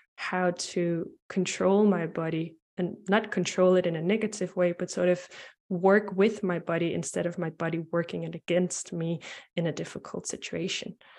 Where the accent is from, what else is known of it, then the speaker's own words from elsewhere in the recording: Denmark; I'm from Denmark and Europe